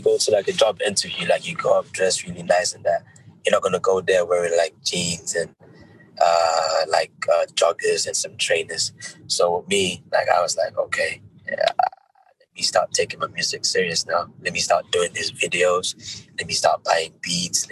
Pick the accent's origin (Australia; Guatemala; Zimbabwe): Zimbabwe; born or raised there; now in United Kingdom